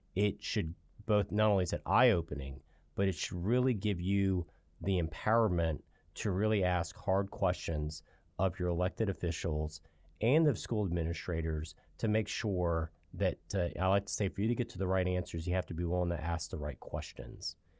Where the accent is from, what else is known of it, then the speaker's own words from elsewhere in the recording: Virginia Beach, Virginia, United States; I grew up in Virginia Beach